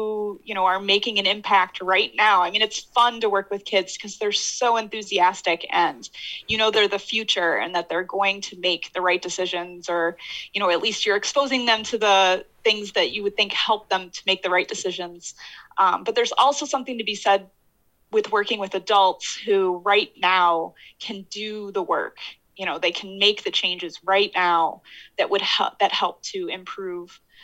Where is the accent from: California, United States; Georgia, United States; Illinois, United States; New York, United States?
Illinois, United States; Chicago suburbs; moved away as an adult; also born or lived in Lawton, Michigan; now in Michigan, United States; I'm originally from Illinois, from like the Chicago suburbs